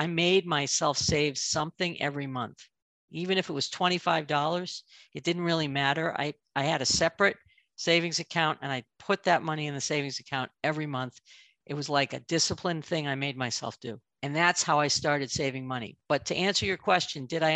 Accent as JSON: {"language": "English", "region": "Northern Massachusetts", "country": "United States", "tie": "born or raised there", "moved": "as an adult", "lives_now": "Chicago, United States", "said": "I grew up in New England in Northern Massachusetts"}